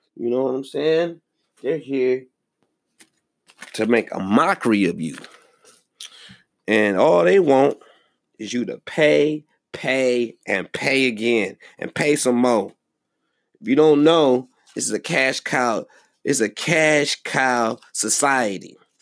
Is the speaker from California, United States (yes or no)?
no; Milwaukee, Wisconsin, United States; my hometown of Milwaukee, Wisconsin.